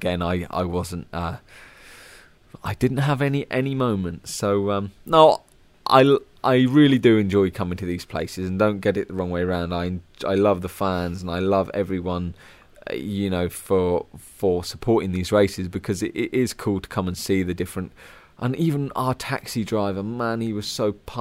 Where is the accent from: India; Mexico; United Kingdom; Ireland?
United Kingdom; as a British rider